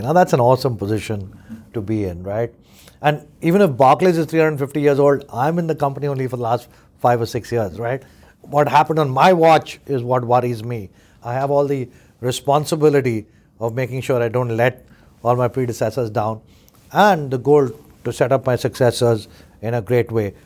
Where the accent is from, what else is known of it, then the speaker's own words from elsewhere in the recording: India; now in United Kingdom; I grew up in India